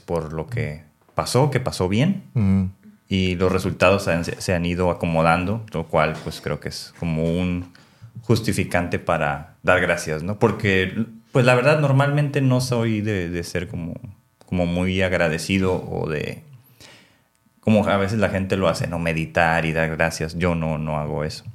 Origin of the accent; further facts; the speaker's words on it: Mexico; nosotros como mexicanos, pues somos más como de la parte nativa